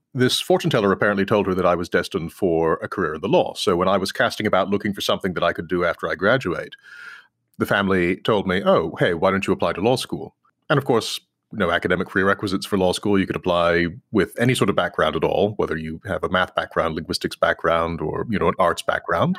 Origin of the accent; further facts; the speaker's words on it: Claremont, California, United States; moved away as an adult; also born or lived in Texas / New York; now in Washington, D.C., United States; we moved to California, and I grew up mostly in California